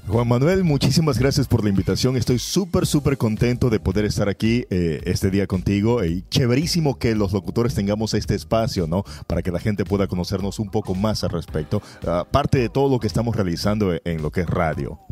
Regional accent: Guayaquil, Guayas, Ecuador; also born or lived in Naranjal, Ecuador; yo soy guayaquileño, pero viví cuatro años allá

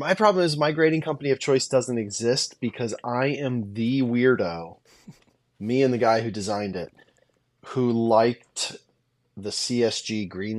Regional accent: Nebraska, United States; I'm from Nebraska originally.

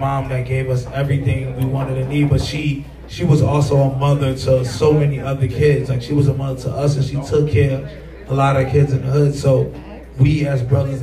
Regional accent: New York City, New York, United States; moved away as an adult; now in Chicago, United States; we grew up in the same, like, you know, same environment in Coney Island

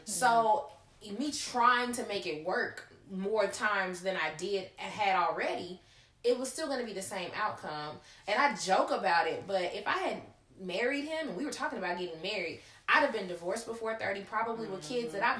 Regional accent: Gulfport, Mississippi, United States; also born or lived in Hattiesburg; my hometown is Gulfport

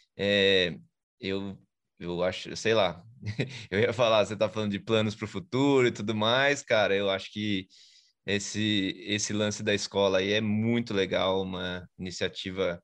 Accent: São Paulo, Brazil; now in Aldeia da Serra, Brazil; Eu sou de São Paulo, mas eu moro na, na Serra, aqui na parte de Aldeia da Serra.

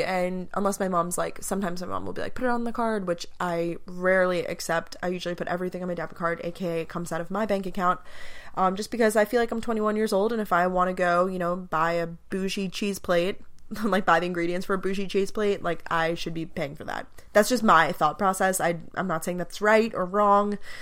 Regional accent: Long Island, New York, United States; moved away as an adult; also born or lived in Athens, Georgia; I'm originally from Long Island, New York

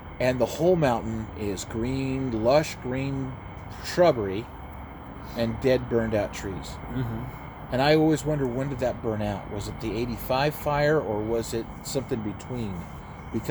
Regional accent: Elgin, Oregon, United States; the sawmill I grew up around in Elgin, Oregon

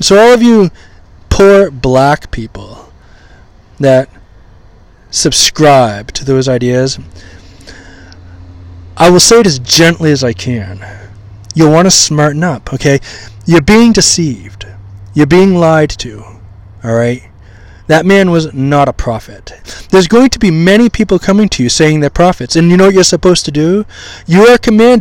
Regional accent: Maine, United States; I grew up in Maine, the great state of Maine, which is all white.

